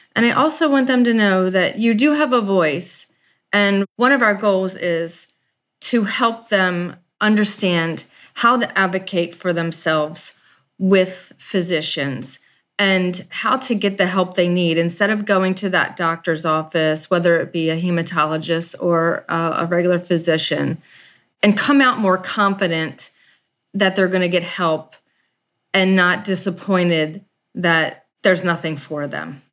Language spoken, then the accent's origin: English; Baltimore, Maryland, United States; I'm from Baltimore, Maryland